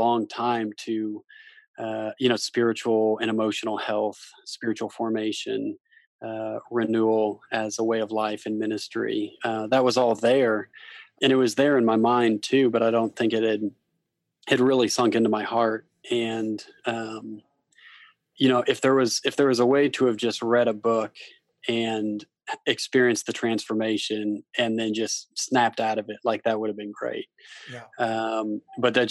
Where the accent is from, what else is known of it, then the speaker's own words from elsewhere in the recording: Kansas City, United States; moved away as an adult; also born or lived in Columbia; now in Louisville, United States; I was born and raised in Kansas City